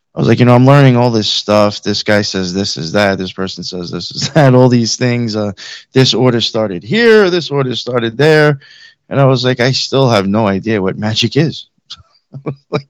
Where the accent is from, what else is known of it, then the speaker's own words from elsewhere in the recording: Long Island, Suffolk County, New York, United States; also born or lived in Queens, New York / Nassau County, New York; I grew up in New York, on Long Island, my whole life. I grew up out in Suffolk County for the most part